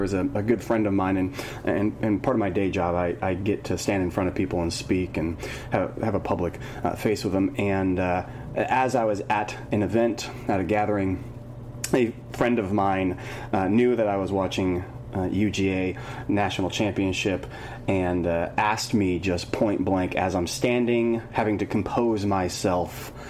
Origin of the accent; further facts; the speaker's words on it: California, United States; now in Oregon, United States; I'm originally from California and moved up to Oregon.